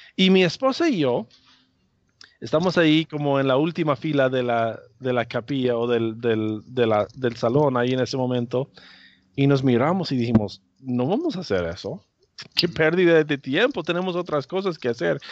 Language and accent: Spanish; United States; yo soy norteamericano